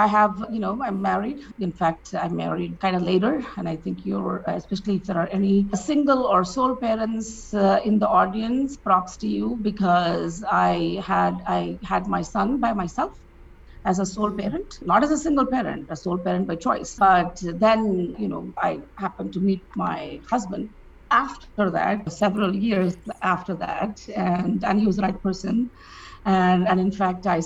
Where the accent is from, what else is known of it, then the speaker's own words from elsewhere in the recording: India; I grew up in India